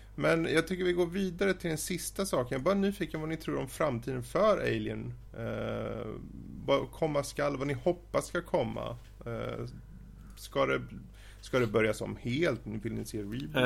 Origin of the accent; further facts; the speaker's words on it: Sweden; jag är svensk